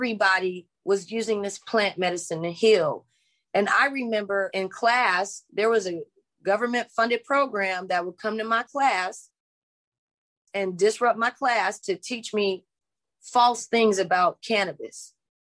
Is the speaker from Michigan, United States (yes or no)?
no; Los Angeles, California, United States; I'm from LA. I'm from the South Central LA. And I grew up there in the 80s, in the 90s